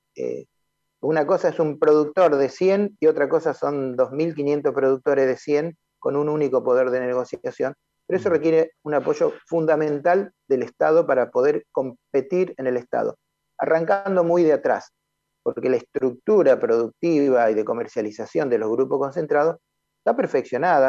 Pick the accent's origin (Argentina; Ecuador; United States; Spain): Argentina; los argentinos consumimos 6 millones de toneladas de trigo